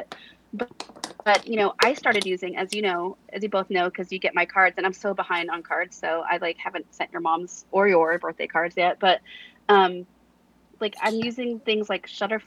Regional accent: Central Valley, California, United States; now in Los Angeles, United States; I grew up in the Central Valley, so it's very similar

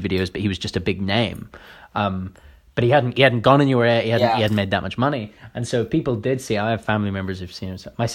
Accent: Croydon, London, United Kingdom; I'm from Croydon.

